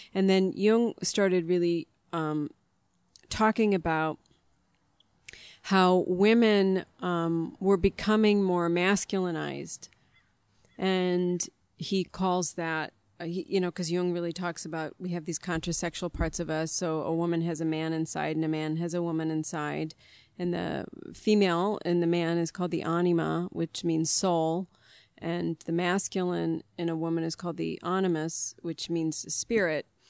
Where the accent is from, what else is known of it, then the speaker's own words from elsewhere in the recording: near Gary, Indiana, United States; I was born near Gary